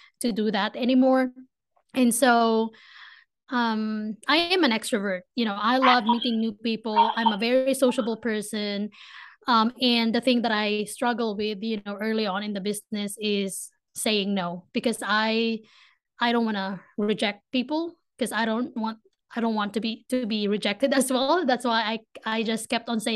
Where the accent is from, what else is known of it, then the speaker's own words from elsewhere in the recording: Philippines; accent: Filipino; English is a second language; moved away as an adult; now in Ohio, United States; I grew up in a tropical country